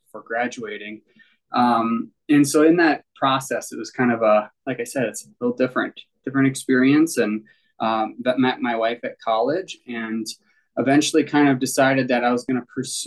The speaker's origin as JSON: {"language": "English", "town": "Sleepy Eye", "region": "Minnesota", "country": "United States", "tie": "born or raised there", "said": "I actually grew up on a family farm down in Sleepy Eye, southern Minnesota, Sleepy Eye, Minnesota, population of like 3,500"}